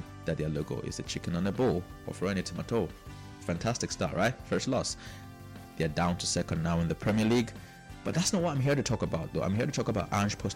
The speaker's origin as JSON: {"language": "English", "country": "Nigeria", "said": "I am Nigerian"}